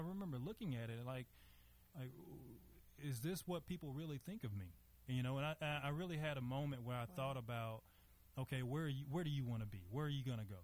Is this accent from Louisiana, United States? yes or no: yes; Monroe, Louisiana, United States; now in Dallas, United States; I am from Louisiana, born and raised there. Um, you know, as far as my childhood was concerned, you know, me coming from from Monroe, Louisiana